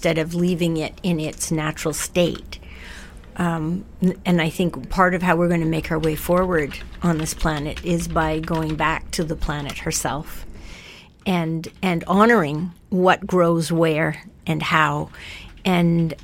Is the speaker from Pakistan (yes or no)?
no; East Coast of Canada, Canada; now in West Coast, Canada; I grew up on the East Coast